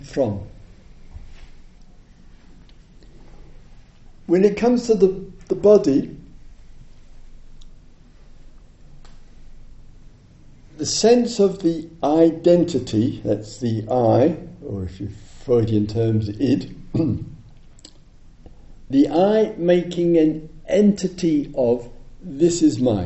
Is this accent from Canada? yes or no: no; England, United Kingdom; I'm English